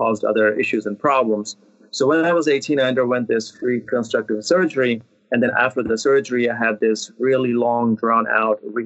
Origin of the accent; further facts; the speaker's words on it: India; moved away; I was born and raised in India